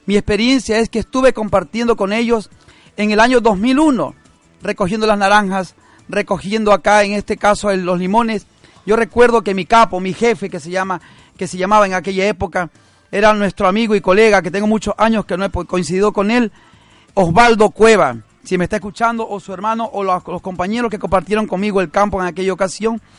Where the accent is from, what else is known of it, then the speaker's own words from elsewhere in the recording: Ecuador; moved away; los ecuatorianos en el mundo podemos retornar a nuestro país